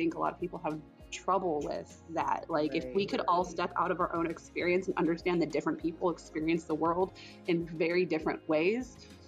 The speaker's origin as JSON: {"language": "English", "region": "Florida", "country": "United States", "tie": "born or raised there", "said": "But I grew up in South Florida, so there's a lot of Hispanic people around me."}